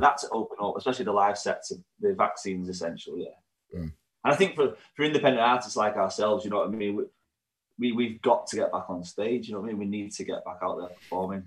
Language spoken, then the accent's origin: English; Warrington, North West England, United Kingdom; also born or lived in Manchester; we're from Warrington, but Manchester's our home town